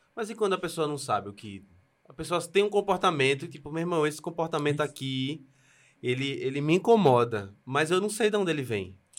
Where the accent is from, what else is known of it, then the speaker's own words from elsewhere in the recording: Recife, Pernambuco, Brazil; eu sou de Recife, lá, né, de Pernambuco